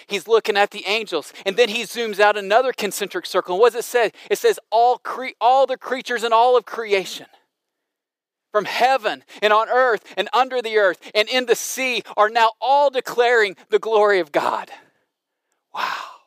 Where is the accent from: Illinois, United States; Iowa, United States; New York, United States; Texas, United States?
Illinois, United States; Southern; I grew up in Southern Illinois